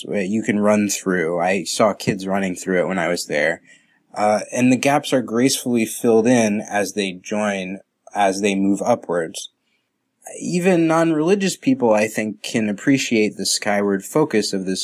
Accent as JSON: {"language": "English", "area": "Westchester", "region": "New York", "country": "United States", "said": "I'm from Westchester"}